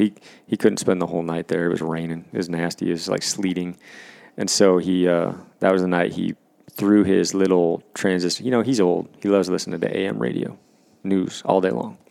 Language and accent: English; Washington, United States; my home state of Washington